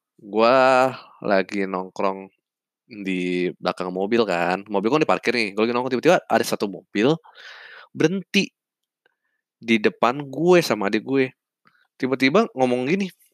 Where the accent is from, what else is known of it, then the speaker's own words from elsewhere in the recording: Jakarta, Indonesia; gue kan asli Jakarta nih orang Jakarta